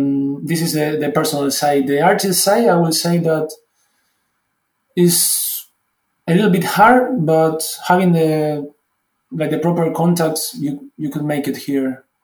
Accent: Argentina; moved away as an adult; now in Germany; I was coming from Argentina, and from Argentina to Germany is a huge step, not only for my career, but also the culture itself. It's so different. I had to study German.

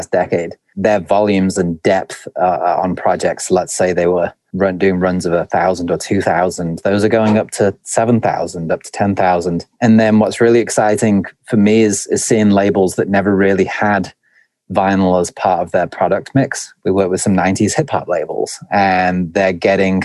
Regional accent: Stoke-on-Trent, West Midlands, United Kingdom; moved away as an adult; now in United States; my accent's a little bit muddy, but originally I was born in the north of England in a place called Stoke-on-Trent, and I've been an expat in the US for, I think, going on 7 or 8 years now

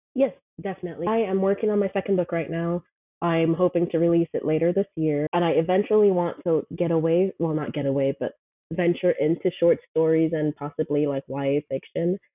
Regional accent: Kingston, Jamaica; moved away as an adult; also born or lived in Buford, Georgia; now in Brunswick, United States; I'm originally from Jamaica. I was born and raised in Kingston, Jamaica. I think I moved when I was 21.

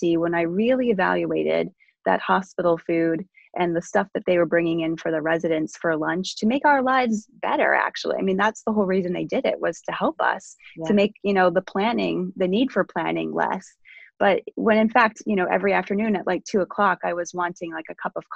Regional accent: Ohio, United States; I grew up in Ohio in the midst of cornfields

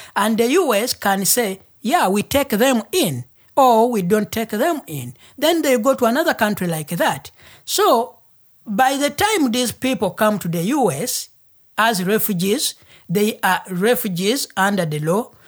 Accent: Uganda; first language Luganda; English is a second language; moved away as an adult; now in Portland, United States; I'm from Uganda.

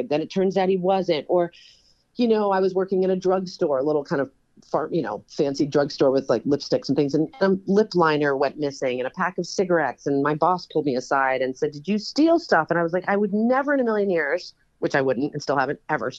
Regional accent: New York, United States; born or raised there

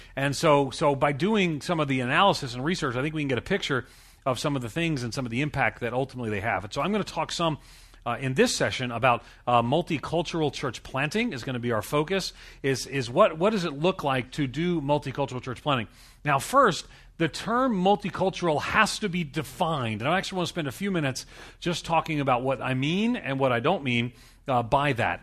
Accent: New York City, New York, United States; I'm from New York, in New York City

